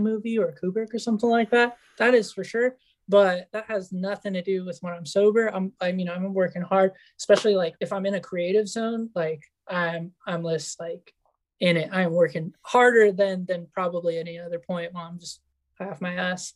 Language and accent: English; Yucatán, Mexico; moved away; also born or lived in California, United States; I was born in California. I grew up in Mexico